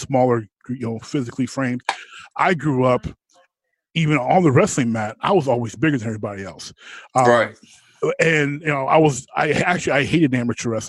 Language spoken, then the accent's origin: English; Pittsburgh, Pennsylvania, United States; I was growing up in Pittsburgh